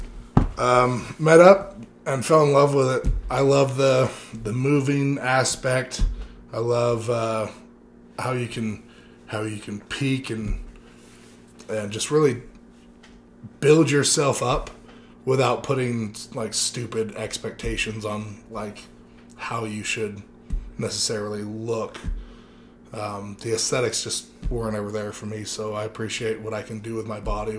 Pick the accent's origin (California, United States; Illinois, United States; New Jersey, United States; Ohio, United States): California, United States; I come from California originally.